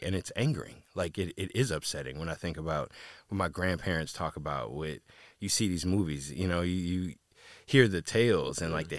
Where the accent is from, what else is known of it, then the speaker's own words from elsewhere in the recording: East Coast, United States; I never thought about being out there. I'm from the East Coast.